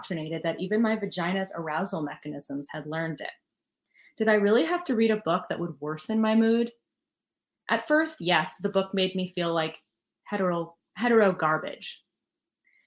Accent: New York City, New York, United States; I'm a New Yorker

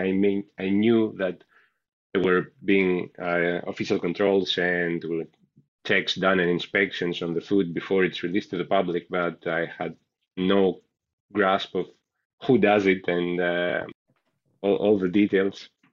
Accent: Greece; moved away as an adult; also born or lived in Glasgow, United Kingdom; now in Dundee, United Kingdom; I come from Greece. I graduated from Greece, University of Thessaly, and I came to the UK in Scotland, particularly in 2015

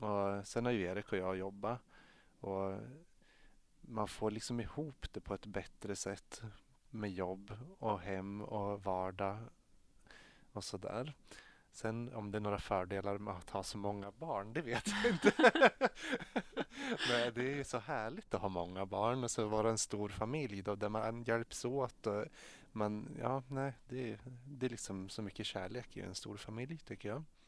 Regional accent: Strömsund, Jämtland, Sweden; jag är född och uppvuxen i Strömsund i Jämtland

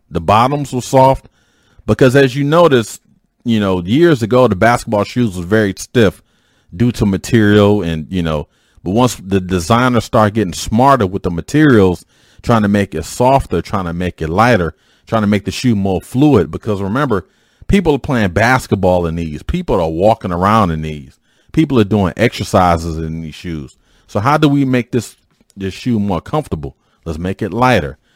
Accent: Detroit, Michigan, United States; as a youth growing up in Detroit

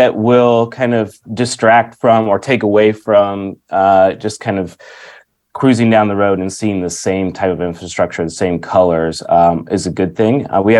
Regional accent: United States; moved away as an adult; also born or lived in Washington State / Florida / Canada / Detroit; now in Auckland, New Zealand; I'm an American, so I'm imported to New Zealand

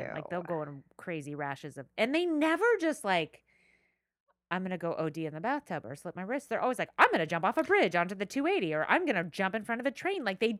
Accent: Ireland; I mean, just because I'm Irish, so our food doesn't smell like anything except for maybe

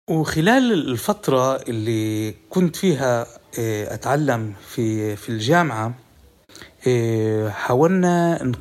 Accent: Palestine; النظام في جامعة تل أبيب هو نظام استشراقي وكان وأنا كفلسطيني جاي آه، أخذ معلومات أو آه، أفيد حالي في معلومات

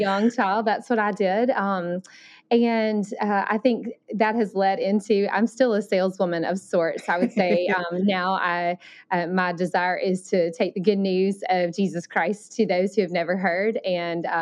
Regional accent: Alabama, United States; accent: Southern; moved away as an adult; also born or lived in Thailand; I grew up in Alabama, so that's where my Southern

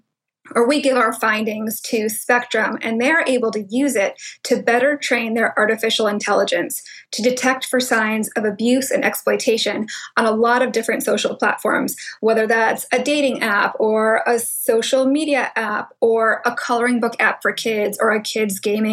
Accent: New England, United States; also born or lived in Hong Kong; I was born in Hong Kong. My mom was from the Philippines. My dad is from Wales. And I was raised in New England

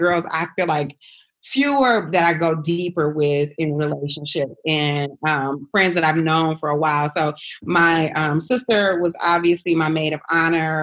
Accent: Flint, Michigan, United States; now in Atlanta, United States; we're both from Flint, Michigan

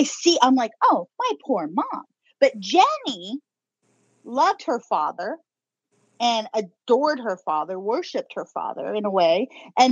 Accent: Inland Empire, California, United States; you can't talk bad about my hometown unless you're from here

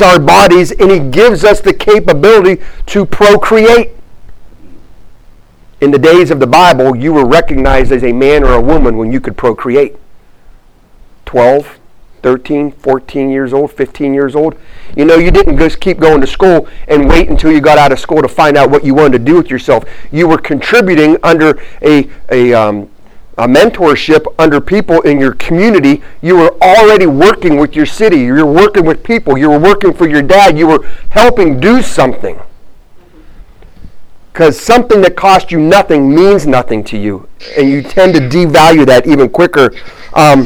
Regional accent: Warren, Ohio, United States; moved away as an adult; also born or lived in Missouri / Virginia; I grew up in a town called Warren, Ohio.

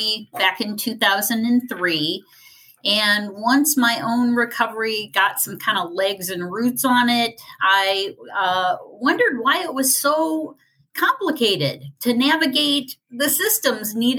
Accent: Ohio, United States; my home state, which is Ohio

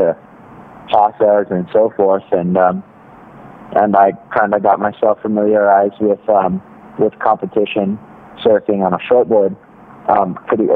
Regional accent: North Shore, Oahu, Hawaii, United States; I grew up in Hawaii on Oahu and on the North Shore

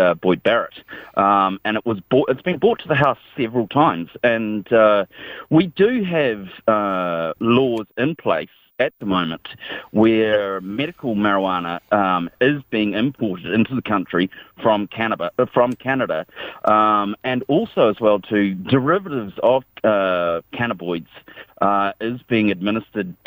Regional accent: New Zealand; moved away; also born or lived in United States; I'm from New Zealand, but I've been living in the States for 19 years

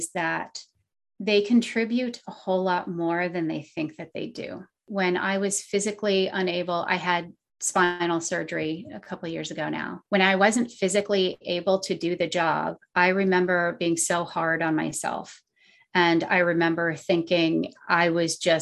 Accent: Vermont, United States; moved away; also born or lived in Massachusetts; growing up in Vermont and living in Massachusetts

